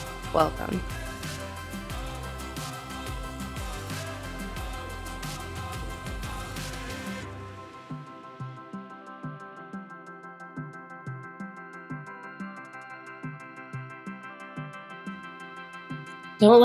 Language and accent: English; St. Louis, Missouri, United States; accent: Southern Missouri; we grew up in St. Louis, and so although we lived in the city and the heart of St. Louis